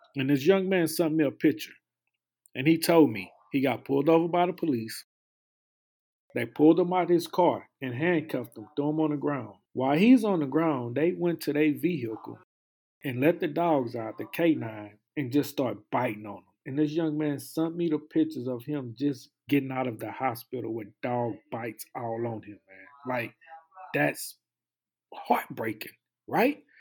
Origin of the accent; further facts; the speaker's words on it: Houston, Texas, United States; I'm from Houston, Texas